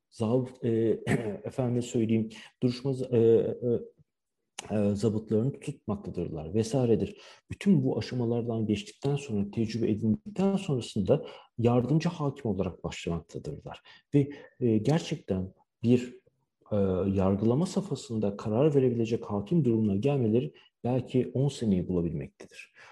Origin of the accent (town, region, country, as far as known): Turkey; moved away as an adult; also born or lived in Istanbul; now in Shanghai, China